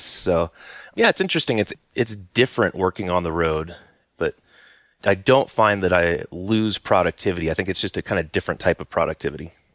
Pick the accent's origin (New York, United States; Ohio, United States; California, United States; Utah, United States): California, United States; Silicon Valley; also born or lived in Santa Cruz Mountains, California; I grew up in Silicon Valley